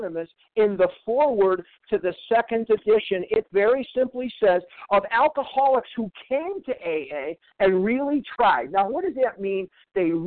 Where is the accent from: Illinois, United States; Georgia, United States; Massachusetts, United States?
Illinois, United States; Chicago; now in Arizona, United States; I'm from Chicago.